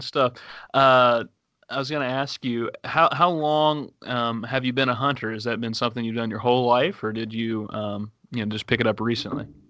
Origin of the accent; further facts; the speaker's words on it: Woodsfield, Ohio, United States; I grew up like literally like 30 minutes from there